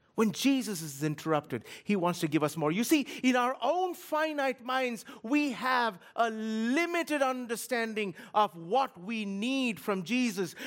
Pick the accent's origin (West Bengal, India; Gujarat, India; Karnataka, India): West Bengal, India; Kolkata; moved away; I grew up in a city of sixteen million people. Kolkata, India